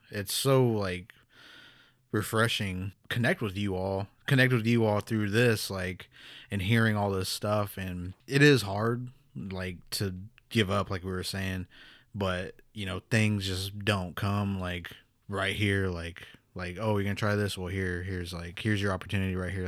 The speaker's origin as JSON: {"language": "English", "town": "Pawnee", "region": "Oklahoma", "country": "United States", "tie": "born or raised there", "also_born_or_lived": "New Mexico", "said": "I'm from Pawnee, Oklahoma, here, born and raised."}